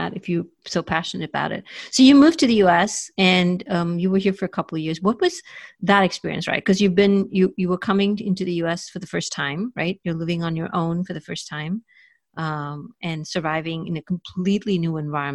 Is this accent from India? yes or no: yes; India; now in United States; usually when we come from India